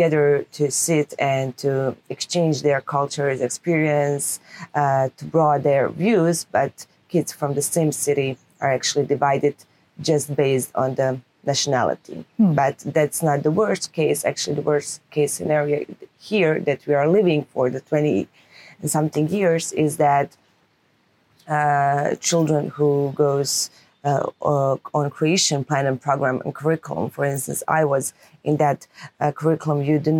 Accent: Mostar, Federation of Bosnia and Herzegovina, Bosnia & Herzegovina; also born or lived in Makarska, Croatia; I was born during the war here, not here in Mostar, but in Makarska. But when we came back here, actually, I was born and raised in Mostar on both sides of the Mostar.

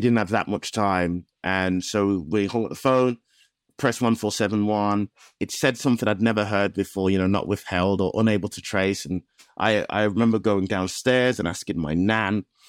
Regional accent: Black Country, West Midlands, United Kingdom; I'm from the Black Country

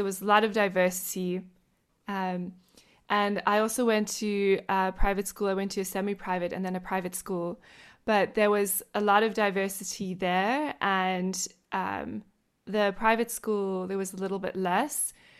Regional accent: Johannesburg, Gauteng, South Africa; now in United States; I grew up in Johannesburg, it was very diverse

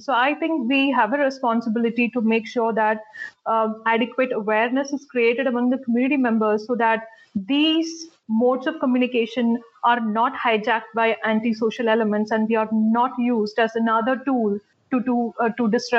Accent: India; I was the first female Indian Police Service officer from my hometown.

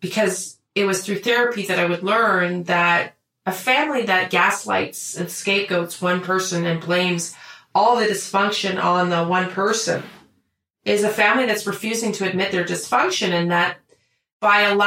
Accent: Canada; we're Canadian

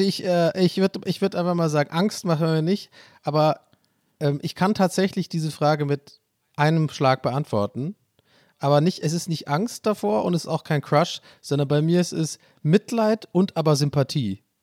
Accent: Tübingen, Baden-Württemberg, Germany; moved away as an adult; now in Erfurt, Germany; Ich bin in der Altstadt groß geworden

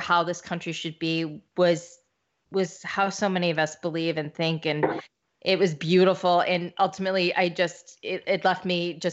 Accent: Missouri, United States; I'm from Missouri

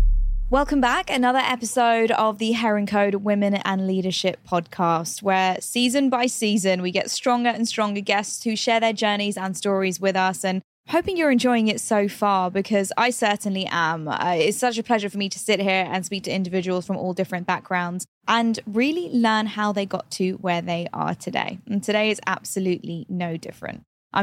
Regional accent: London, United Kingdom; for me, I was born and raised in London. However, Indian heritage, right? And I always felt like such a hybrid. I never knew where I belonged, so to say. I was British, but I didn't feel British enough.

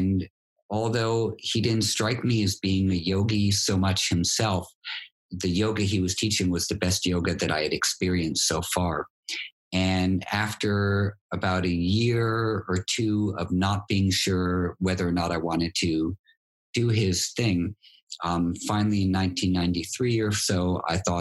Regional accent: New York City, New York, United States; Greenwich Village where I grew up in New York.

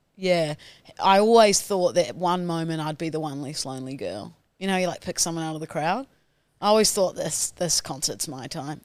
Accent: New Zealand; now in Australia; I'm from New Zealand

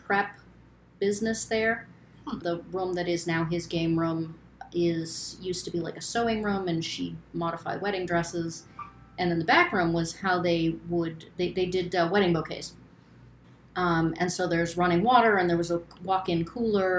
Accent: Turner, Maine, United States; I am from Maine, born and raised. I grew up in Turner.

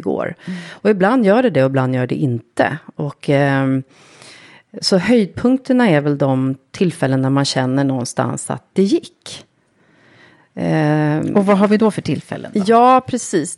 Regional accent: Lidingö, Stockholm County, Sweden; jag är uppvuxen eh, egentligen på Lidingö

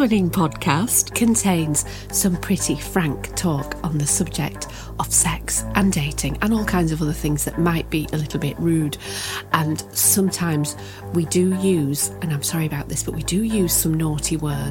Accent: United Kingdom; now in Los Angeles, United States; as a British woman

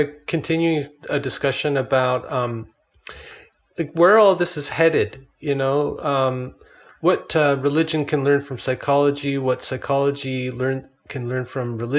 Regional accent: Canada; I'm Canadian

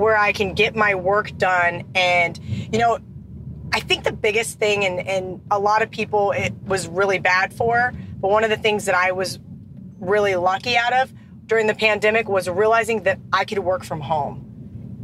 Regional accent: Kansas, United States; moved away as an adult; now in Las Vegas, United States; growing up in Kansas

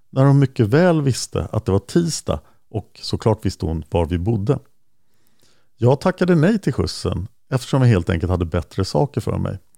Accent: Delhi, New York, United States; also born or lived in Manhattan; Jo, det är nämligen så att jag är född år 83 i Manhattan i New York till en svensk mamma och en jamaikansk pappa. När jag var 3-4 år gammal så flyttade vi till Upstate New York och till just Delhi

